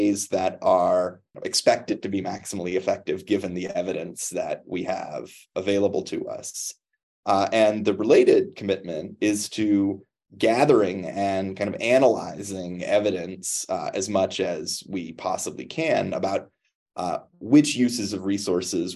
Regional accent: Cleveland, Ohio, United States; moved away; I grew up just outside of Cleveland, Ohio

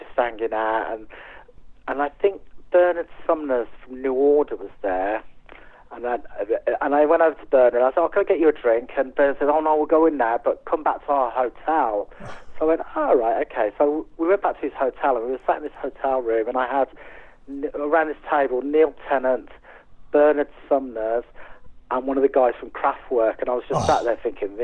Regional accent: West Country, South West England, United Kingdom; now in Yorkshire Dales, United Kingdom; We grew up in the West Country

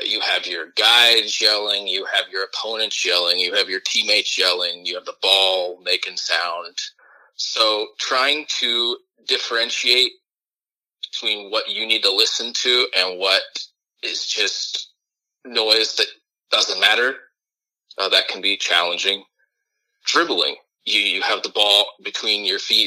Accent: Dublin, Ohio, United States; I grew up in Dublin, a suburb of Columbus

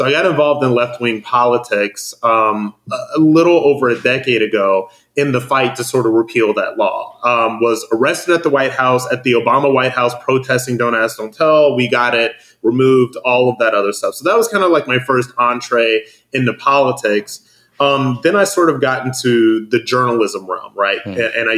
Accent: Akron, Ohio, United States; moved away; I'm from Akron, Ohio. Yeah. There's nothing there. It was at the point when I was growing up, it was very much working class or lower middle class, but it just, there's nothing there.

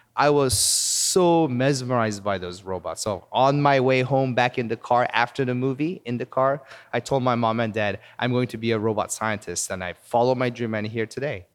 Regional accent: Seoul, South Korea; moved away as an adult; also born or lived in Palos Verdes, California, United States / Madison, Wisconsin, United States / Virginia, United States; now in Los Angeles, United States; when I was three years old, our family moved to Seoul, South Korea, and I actually grew up in Korea.

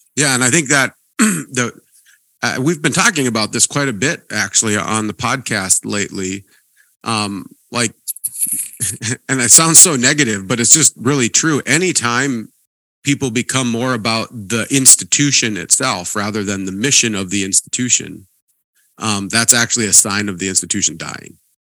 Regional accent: Montana, United States; moved away; also born or lived in Princeton, Minnesota; I grew up in Montana

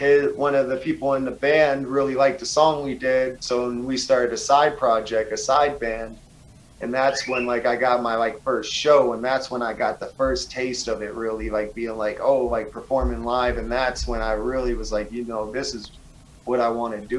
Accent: East Coast, United States; I grew up on the East Coast, skateboarding wasn't really popular

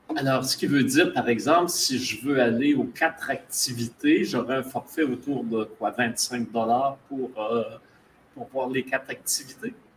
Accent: Abitibi, Quebec, Canada; moved away; je vais en Abitibi tous les étés, c'est ma, ma région natale

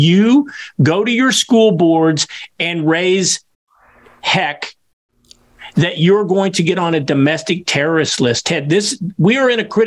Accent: Kansas, United States; my home state, U.S. School District 231 in the rural community of Gardner, Edgerton, Kansas

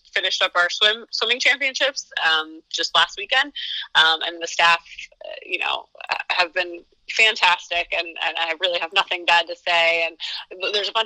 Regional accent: Berwick, Pennsylvania, United States; I grew up in the Berwick area, so I was familiar with Marywood prior to my arrival because of its location close to my hometown

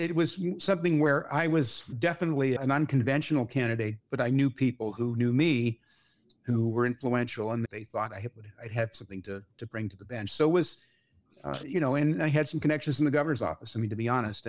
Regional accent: Bay Area, California, United States; growing up in California

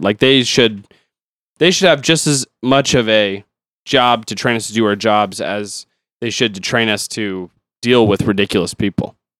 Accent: United States; I'm an American

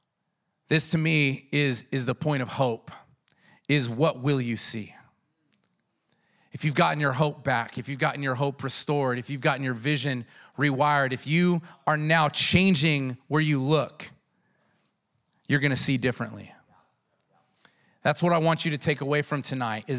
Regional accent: San Diego, California, United States

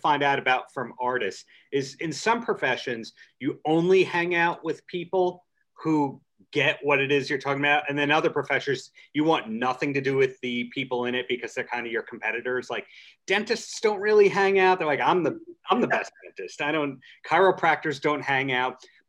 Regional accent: New York, United States; To me as a New Yorker, Nashville became super cool and mainstream

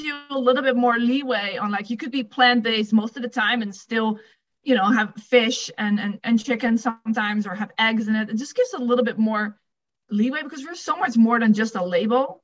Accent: Netherlands; English is a second language; moved away; if you didn't pick up my accent, I'm from the Netherlands

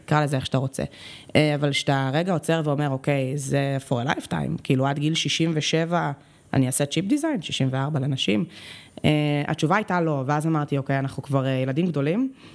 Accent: Tel Aviv, Tel Aviv District, Israel; הייתי בצופים, אצלנו בתל אביב זה היה נורא צופים, בסדר, אז בצופים מד' עד י"ב

